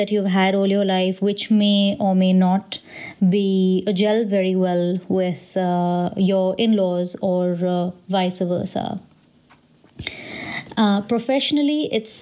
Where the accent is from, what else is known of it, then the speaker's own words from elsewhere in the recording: India; being from an Indian family